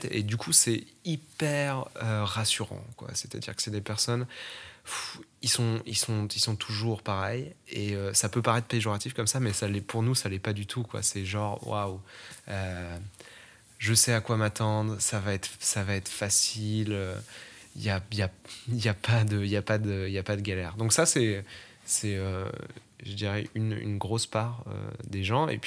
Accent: France; also born or lived in Strasbourg / La Rochelle; J'ai grandi à la campagne au début, ensuite je suis allé euh, vivre à Strasbourg et, ensuite j'ai déménagé pour l'autre côté de la France où je suis allé vivre à La Rochelle.

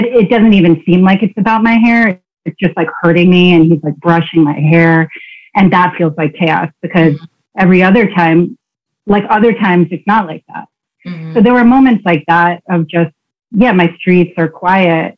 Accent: Queens, New Jersey, United States; I was born in Queens. You know, so not, I wasn't born in the suburbs. And then at some point we moved to New Jersey to like a quiet, very white suburb

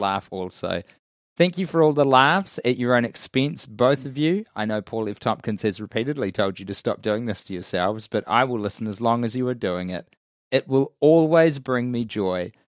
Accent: United Kingdom; we are two British men

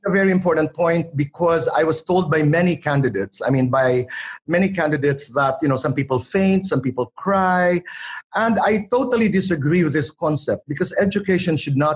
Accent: Borongan, Eastern Visayas, Philippines; also born or lived in Manila; I come from Borongan, Eastern Samar. I came to Manila to study. Tatay and Nanay brought me to the Ateneo de Manila University.

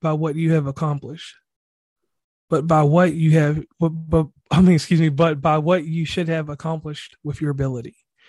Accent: West Virginia, United States; So once again … from West Virginia and Commonplace.

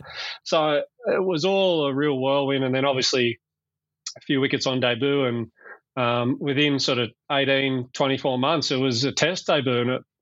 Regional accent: Bathurst, New South Wales, Australia; I grew up in Bathurst, out in the country, about 3 hours west of Sydney.

